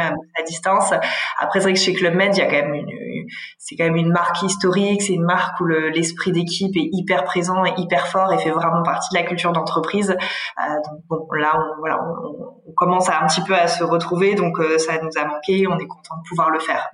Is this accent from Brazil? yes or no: no; Aix-en-Provence, Provence-Alpes-Côte d'Azur, France; je suis originaire du sud de la France, du côté d'Aix-en-Provence.